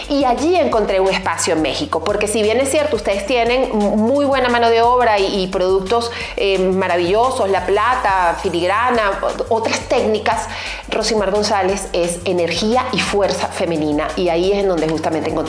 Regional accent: Venezuela; moved away; venezolana, eh, diseñadora, comunicadora, actriz y pues hace más de 13 años salí de mi país natal, Venezuela, para recorrer el mundo

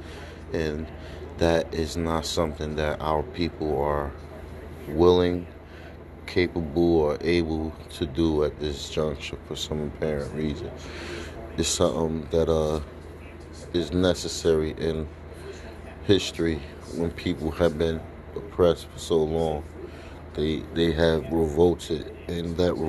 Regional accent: New Jersey, United States; New Jersey, my home state.

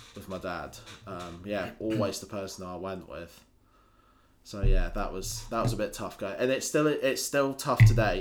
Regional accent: Scotland, United Kingdom; also born or lived in Lincolnshire; I spent the majority of my childhood living up in Scotland.

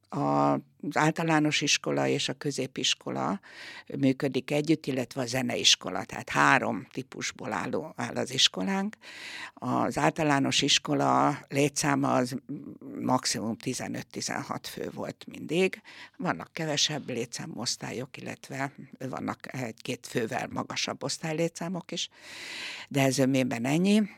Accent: Tatabánya, Komárom-Esztergom, Hungary; Én mindig tatabányai voltam, mindig is itt laktam, itt is születtem

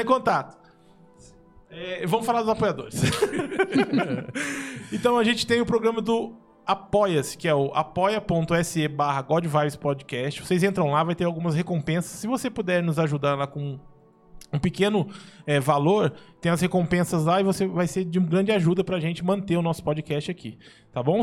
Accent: São José dos Campos, São Paulo, Brazil; Eu sou de São José dos Campos

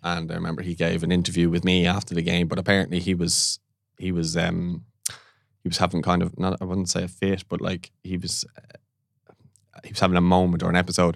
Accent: Dublin, Leinster, Ireland; also born or lived in Canada; we're from Ballantyre area

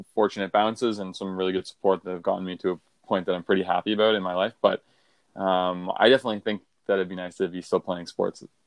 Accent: Brockville, Ontario, Canada; now in Toronto, Canada; I grew up in Brockville

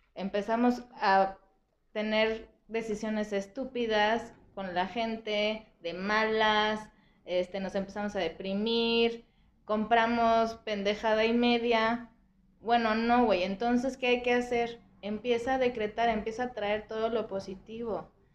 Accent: Irapuato, Guanajuato, Mexico; soy de Irapuato

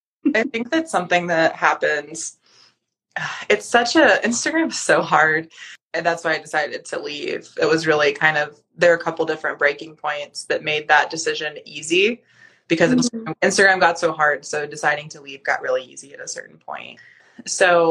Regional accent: North Carolina, United States; moved away; I grew up in North Carolina

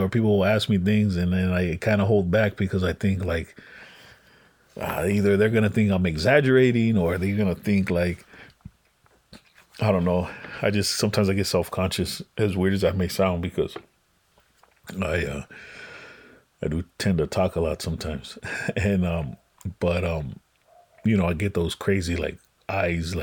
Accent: Los Angeles, California, United States; also born or lived in Westlake, Los Angeles; I grew up on Western. Well, I moved around quite a bit when I was little, but you know, I ultimately ended up on like Western Ave in like Koreatown

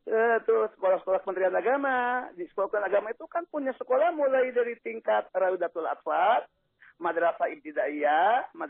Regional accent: West Java, Indonesia; Ini Jawa Barat terutama, saya orang Jawa Barat.

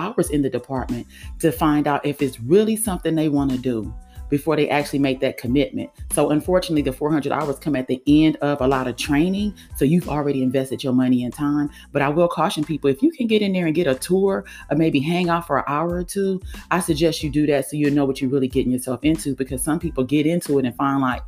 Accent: California, United States; also born or lived in Florida; now in Georgia, United States; I'm from California and kind of sort of live in Georgia

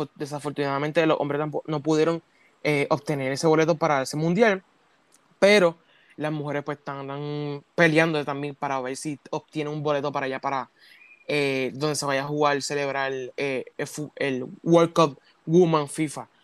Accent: Puerto Rico; como hicimos acá en Puerto Rico

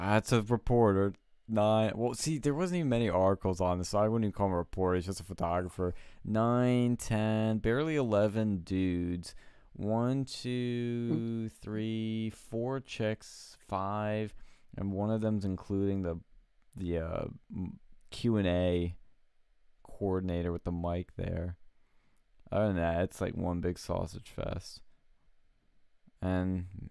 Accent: Philadelphia, Pennsylvania, United States; my hometown of Philly

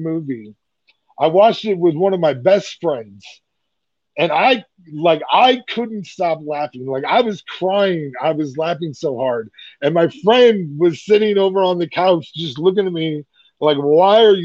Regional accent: Iowa, United States; moved away; I'm from Iowa

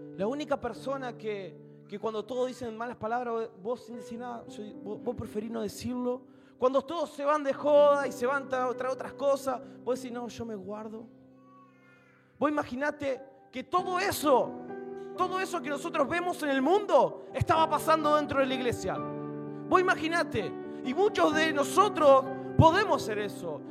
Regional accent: Argentina; moved away as an adult; now in Rosario, Argentina; Nosotros venimos de un pueblo donde somos 3.000 personas

